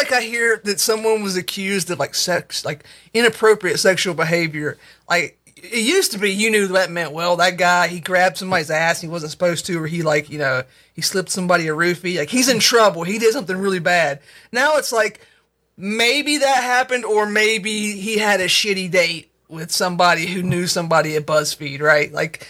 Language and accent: English; the American South, United States; As Southerners